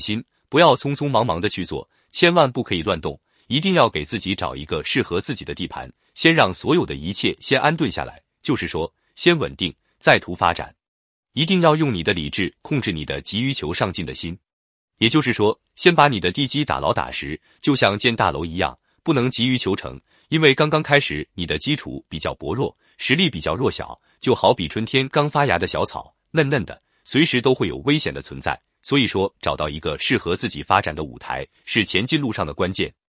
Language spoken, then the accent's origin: Chinese; China; 我们中国人